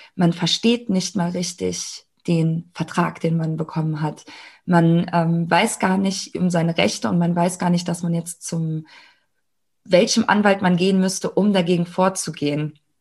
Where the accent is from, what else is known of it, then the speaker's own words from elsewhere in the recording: Germany; ich bin ja in Deutschland geboren, ich habe hier ganz normal, äh, bin ich hier zur Schule gegangen